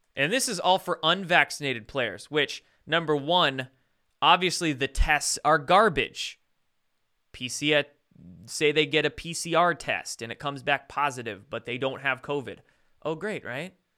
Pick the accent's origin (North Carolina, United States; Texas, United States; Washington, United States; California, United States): Washington, United States; Bremerton; I was born and raised in Bremerton.